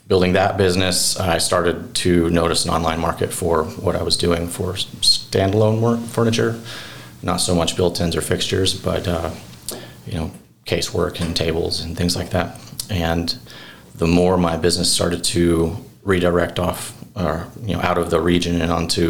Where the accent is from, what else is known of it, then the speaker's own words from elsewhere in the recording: Cobden, Illinois, United States; also born or lived in Providence, Rhode Island; I grew up here in Cobden.